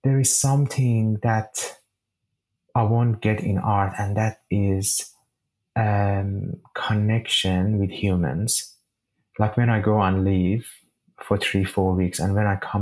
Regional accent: Shiraz, Fars, Iran; moved away as an adult; now in Sydney, Australia; the sky of my hometown, Shiraz

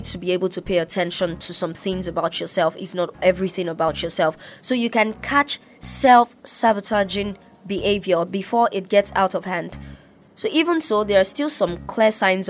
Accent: Nigeria; now in Ibadan, Nigeria; I'm Nigerian

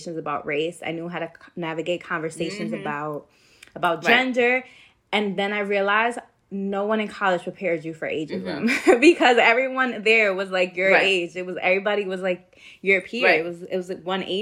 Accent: New York City, New York, United States; growing up in New York City

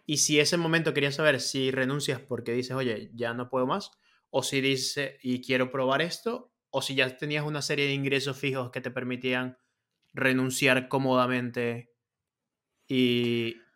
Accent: Venezuela; now in Spain; cuando yo vengo a España, que vengo de Venezuela, vengo a una situación que económicamente no era la mejor, ¿no?

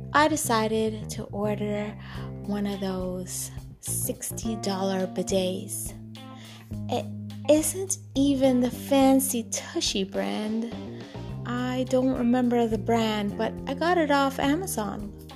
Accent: Trinidad & Tobago; moved away; when I was a little girl growing up in Trinidad and Tobago

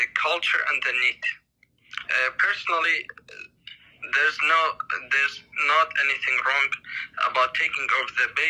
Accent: Iraq; I'm from Iraq

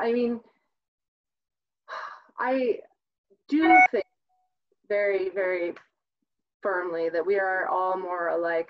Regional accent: Midwest, United States; again, I'm from the Midwest, where that, you know, it is we are the other, or they are the other

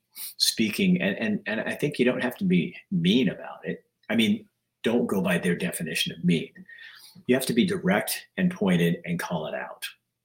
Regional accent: Baker City, Oregon, United States; Born and raised in Baker City. My whole family's from there, here.

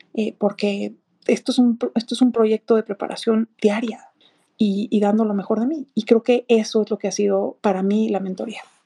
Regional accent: Mexico; como mexicana

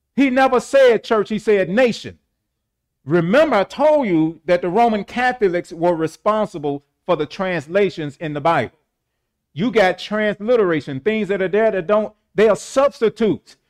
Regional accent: St. Louis, Missouri, United States; I was born in Homagy Hospital in Saint Louis, Missouri

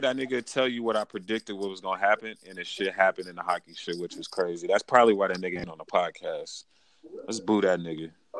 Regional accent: Las Vegas, Nevada, United States; I'm born and raised in Las Vegas.

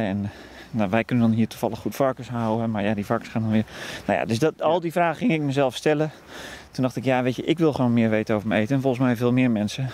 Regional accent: Veluwe, Gelderland, Netherlands; also born or lived in Wageningen; ik ben opgegroeid op de Veluwe

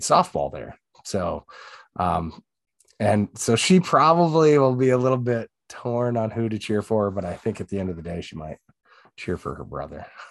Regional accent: Sioux Falls, South Dakota, United States; also born or lived in Hartford, South Dakota; from South Dakota, originally born and raised in Sioux Falls.

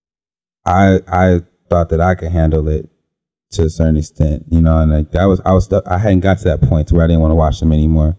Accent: Cleveland, Ohio, United States; I grew up in the Cleveland area

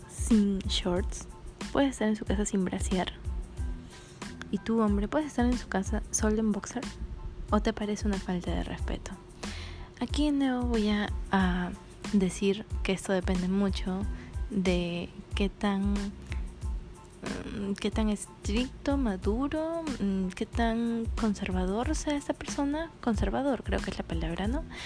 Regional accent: Lima, Peru; soy de Lima y yo me he dado cuenta de que las personas de Lima somos más liberales

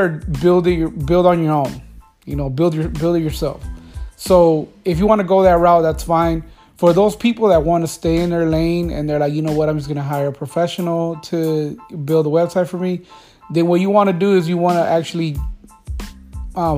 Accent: Los Angeles, California, United States; I am from California, so Los Angeles

